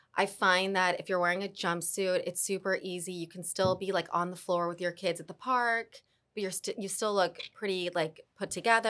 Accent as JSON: {"language": "English", "town": "Dallas", "region": "Texas", "country": "United States", "also_born_or_lived": "New York / Argentina / Colombia", "moved": "yes", "lives_now": "Miami, United States", "said": "I'm from Dallas."}